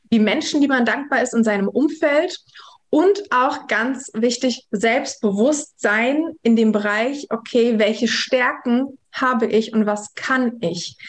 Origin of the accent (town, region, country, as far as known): Germany; born or raised there; also born or lived in Kazakhstan